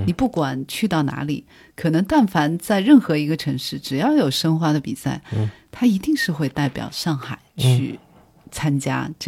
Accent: Shanghai, China; 但是我作为一个土生土长的上海人，其实我是见识过它的那些烟火气的部分。

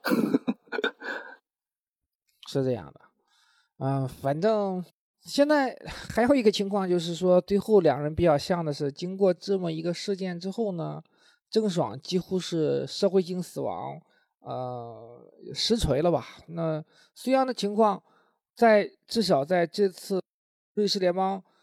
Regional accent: Linyi, Shandong, China; 因为我是临沂人

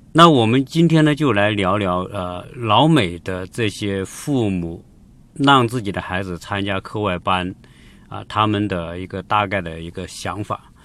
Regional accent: China; 我们中国人

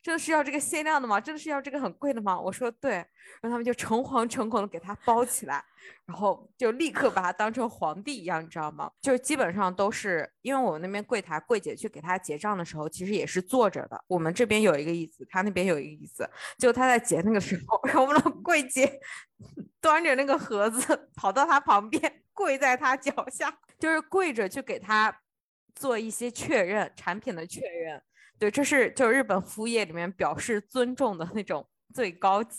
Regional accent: China; also born or lived in Osaka, Japan; now in Japan; 帮我们中国人省一点钱。

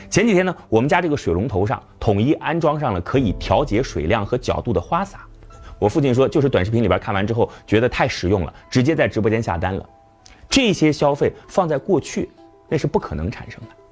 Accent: Shaanxi, China; 我的老家陕西

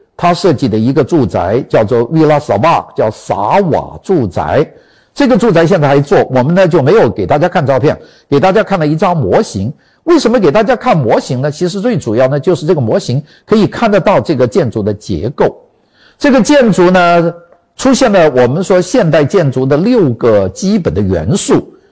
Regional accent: China; 我们中国人

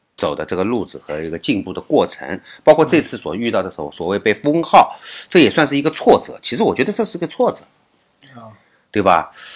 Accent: China; 我们大陆人

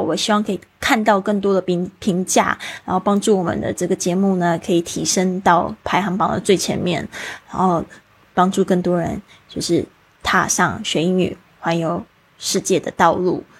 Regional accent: Taiwan; 我是在台湾出生长大，我们学的是注音，然后写的是繁体字

